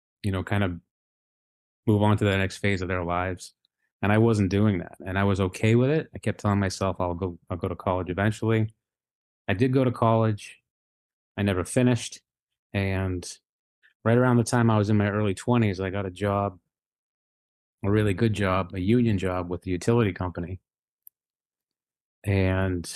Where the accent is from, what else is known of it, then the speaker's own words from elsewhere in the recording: just south of Boston, Massachusetts, United States; I grew up just south of Boston